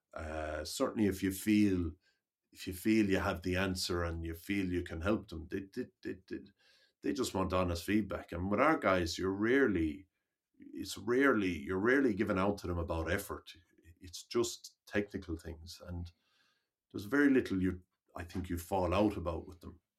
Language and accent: English; Limerick, Munster, Ireland; I grew up in Limerick